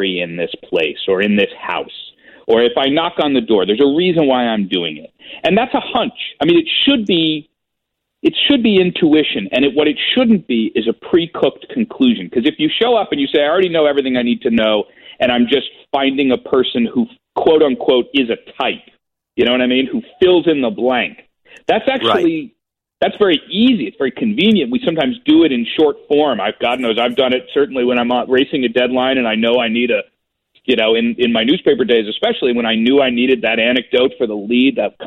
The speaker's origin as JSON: {"language": "English", "country": "United States", "also_born_or_lived": "China / Iraq / Egypt", "said": "how you are as an American when you're talking about your own place"}